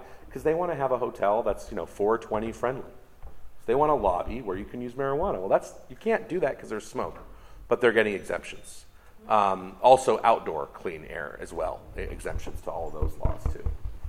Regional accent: United States; now in Canada; Canada, where I live most of the time now, even though I'm American, has federal legalization

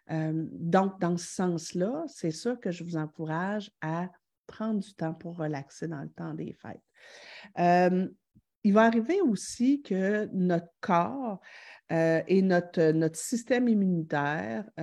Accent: Quebec City, Quebec, Canada; Je viens de Québec, j'ai deux filles, l'une de 9 ans et l'autre de 11 ans.

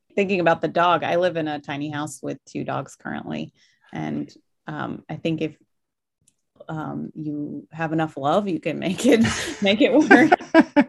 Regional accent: Virginia, United States; also born or lived in Fairbanks, Alaska / Milwaukee, Wisconsin; now in Washington State, United States; I grew up in Virginia, which is also a very beautiful countryside

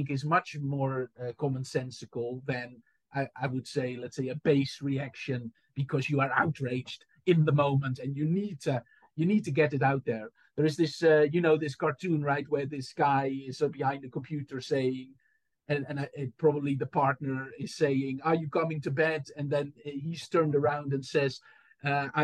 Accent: Enkhuizen, North Holland, Netherlands; born or raised there; moved away as an adult; also born or lived in Amsterdam; now in Southampton, United Kingdom

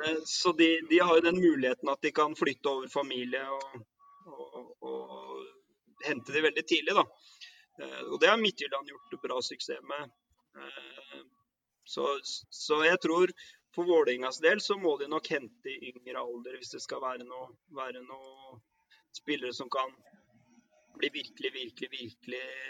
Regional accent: Oslo, Norway; moved away as an adult; also born or lived in Northern Norway / Førde; now in Faroe Islands; jeg er jo fra Kampen, da. Eh, Nordmannsgata

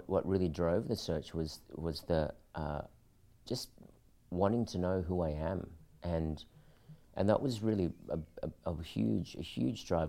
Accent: Australia; also born or lived in Philippines; growing up in Australia, I looked Filipino, but inside I felt Australian.

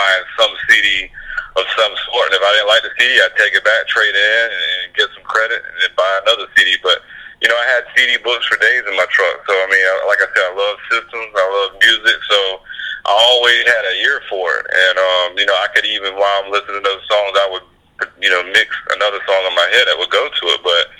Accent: Palatka, Florida, United States; moved away as an adult; also born or lived in Jacksonville, Florida; I'm Putnam County, Palatka, Florida. You know, just an hour from there is pretty much, you know, the small town. You know, grew up a little country boy on a dirt road

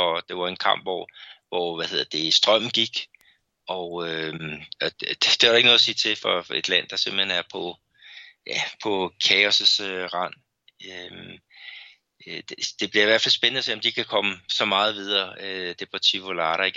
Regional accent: Brazil; also born or lived in Belo Horizonte; som brasilianer

